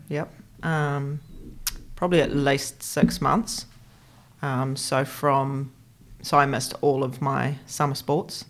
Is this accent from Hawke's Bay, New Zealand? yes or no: no; Christchurch, Canterbury, New Zealand; I grew up in Christchurch. So I'm a born and bred Cantabrian, red and black, through and through